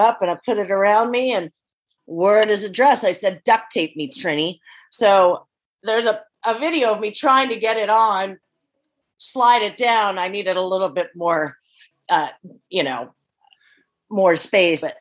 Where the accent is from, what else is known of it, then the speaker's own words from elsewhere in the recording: Cincinnati, Ohio, United States; moved away; my next door neighbors on either side of me growing up in Cincinnati